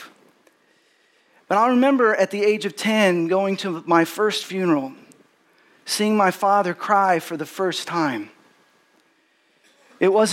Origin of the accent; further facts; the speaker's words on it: Texas, United States; growing up in Texas, I had parents and grandparents that were from Texas